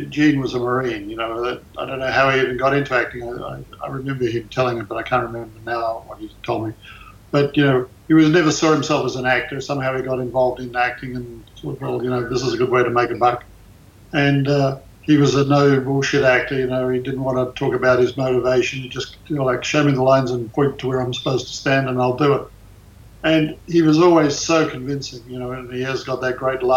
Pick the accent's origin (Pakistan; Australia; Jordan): Australia; moved away as an adult; now in United States; I was born in Australia